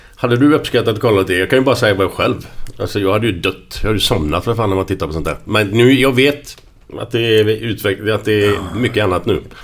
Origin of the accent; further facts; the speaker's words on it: Gothenburg, Västra Götaland, Sweden; utanför på Hisingen där, där vi växte upp